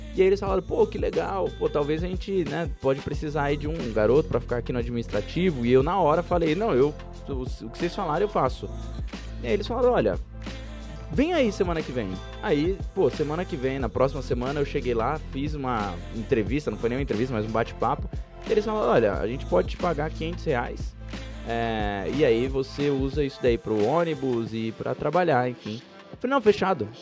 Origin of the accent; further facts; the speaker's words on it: São Paulo, Brazil; eu vinha da Brasilândia, eu morava na Brasilândia, região, região pobre de São Paulo